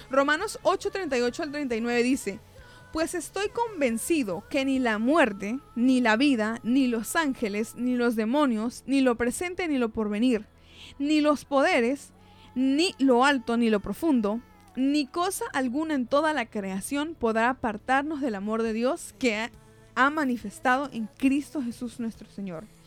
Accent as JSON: {"language": "Spanish", "country": "Venezuela", "tie": "born or raised there", "said": "yo nací en Venezuela, por ejemplo, eh, yo nací en el año 94"}